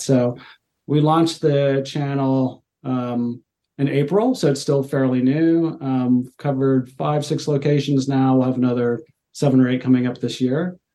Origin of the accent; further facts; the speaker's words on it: Cincinnati, Ohio, United States; moved away as an adult; also born or lived in Europe / China / Australia; now in Seattle, United States; I'm a native, I guess, of Cincinnati. Uh, so I grew, yeah, I grew up in Ohio, and kind of that's where I'm from.